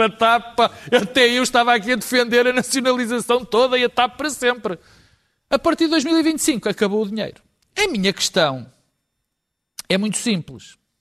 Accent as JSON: {"language": "Portuguese", "country": "Portugal", "said": "como portugueses"}